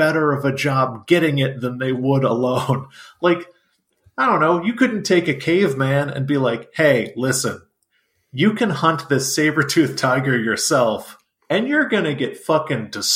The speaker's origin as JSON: {"language": "English", "region": "Texas", "country": "United States", "said": "as a Texan"}